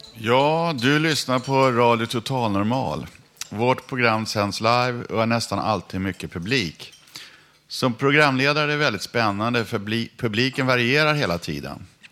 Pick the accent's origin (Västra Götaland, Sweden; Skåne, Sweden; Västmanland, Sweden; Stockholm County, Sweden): Stockholm County, Sweden; Stockholm; alla vi som är stockholmare